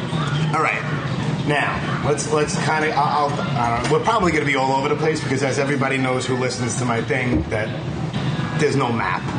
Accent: Brooklyn, New York, United States; also born or lived in Rockaway; Born and raised in Brooklyn. I was born and raised in Canarsie.

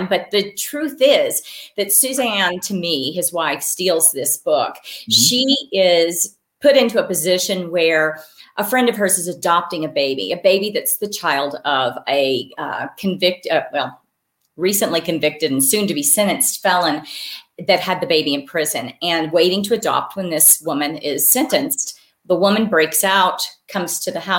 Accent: Wyoming, United States; I do have these strong memories of growing up in Wyoming

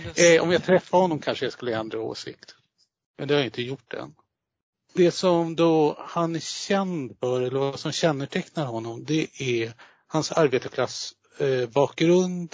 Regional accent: southern Sweden, Sweden; mig som är uppväxt söderut

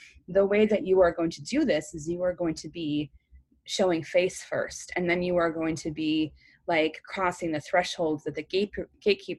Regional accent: Chicago, Illinois, United States; I grew up, I'm originally from Chicago, Illinois, and not the suburbs. I'm originally from Humboldt Park

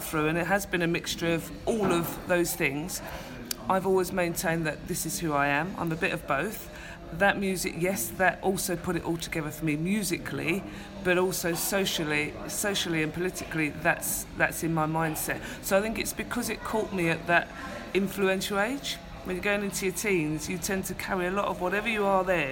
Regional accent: London, United Kingdom; the estates where I grew up in Hackney, East London

